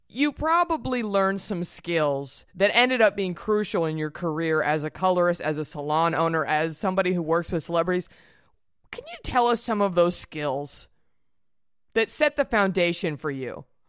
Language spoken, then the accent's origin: English; Dallas, Texas, United States; I'm from Dallas.